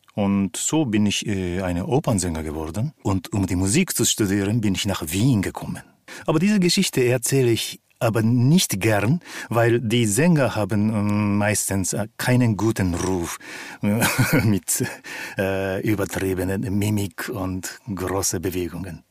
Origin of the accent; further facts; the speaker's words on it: Japan; moved away; Ich bin in Japan aufgewachsen